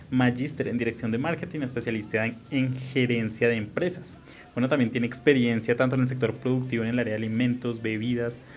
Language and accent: Spanish; Colombia; Y más si somos colombianos.